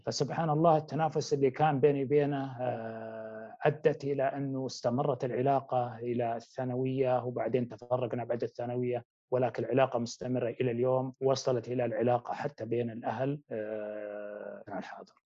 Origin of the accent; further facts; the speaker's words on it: Wadi ad-Dawasir, Riyadh Province, Saudi Arabia; moved away; نشأت في أحد القرى التابعة لمنطقة الرياض وهي وادي الدواسر